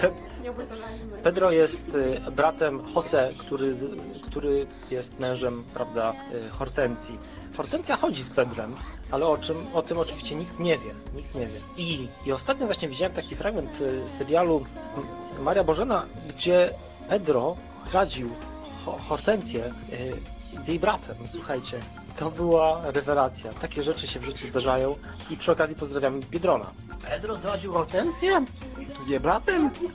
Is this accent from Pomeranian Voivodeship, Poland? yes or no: no; Wrocław, Lower Silesian Voivodeship, Poland; u nas we Wrocławiu